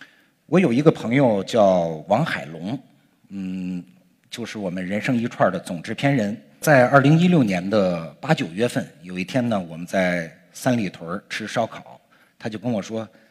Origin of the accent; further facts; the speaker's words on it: Langfang, Hebei, China; 在我的老家河北廊坊。